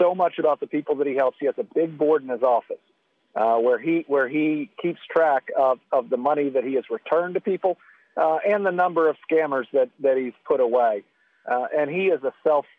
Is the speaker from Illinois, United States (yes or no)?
no; Kentucky, United States; I was raised in Kentucky, been here most of my life, with the exception of my first job and college and law school. I'm Kentucky born and bred.